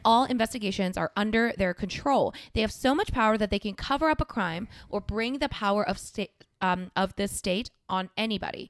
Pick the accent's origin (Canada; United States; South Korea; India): South Korea; moved away; South Korea, my home country